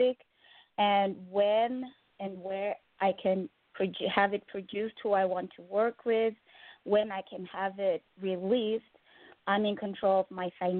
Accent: Zimbabwe; also born or lived in Russia; now in Moscow, Russia; I'm an R&B and soul singer and songwriter all the way from Russia, but I'm originally from Zimbabwe

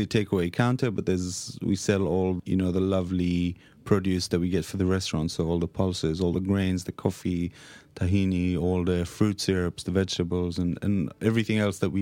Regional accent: Israel; moved away as an adult; now in London, United Kingdom; We're both from Israel, and this is kind of the food that we grew up on

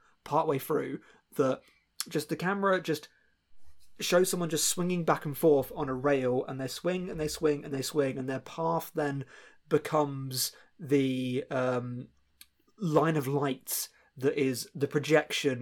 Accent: United Kingdom

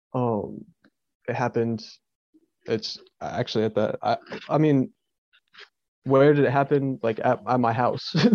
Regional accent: East Tennessee, United States; I grew up in East Tennessee, lived here all my life.

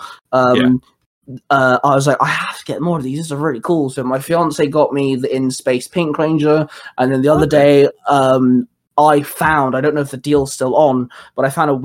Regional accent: Plymouth, South West England, United Kingdom; moved away; I'm from Plymouth, which is in Devon

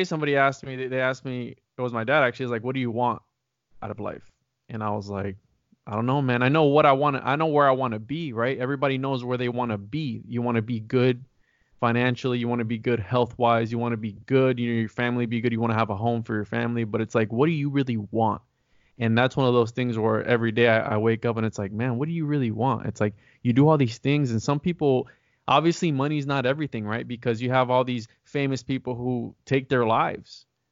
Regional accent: Florida, United States; I'm a Florida guy

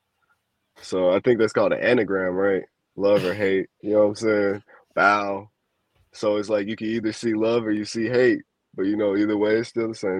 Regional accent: Chicago, Illinois, United States; I'm from Chicago

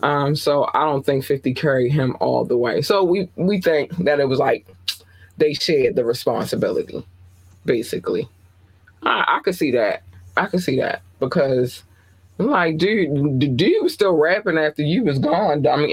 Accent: Baltimore, Maryland, United States; But I'm from Baltimore. Everybody loved … in Baltimore.

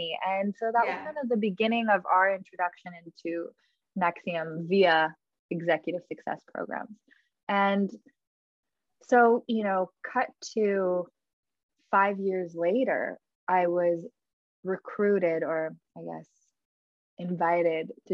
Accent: Los Angeles, California, United States; I grew up in Los Angeles

